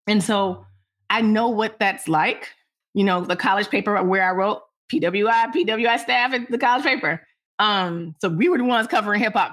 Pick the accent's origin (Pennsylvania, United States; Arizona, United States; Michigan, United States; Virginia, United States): Michigan, United States; Detroit; moved away; how I grew up in Detroit.